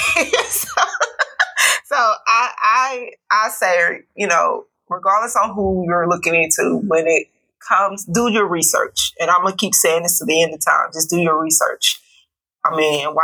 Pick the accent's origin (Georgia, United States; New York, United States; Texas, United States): Georgia, United States; my hometown